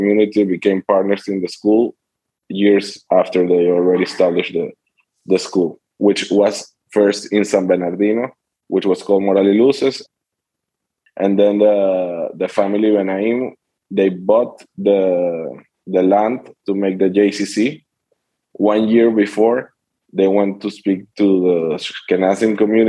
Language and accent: English; Caracas, Capital District, Venezuela; I was born and raised here in Venezuela, in Caracas